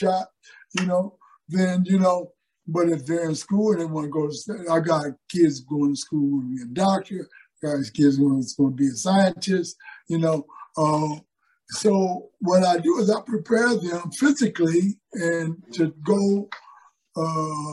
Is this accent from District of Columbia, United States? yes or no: no; Pontiac, Michigan, United States; moved away; also born or lived in Philadelphia / New York / California; growing up in Pontiac, Michigan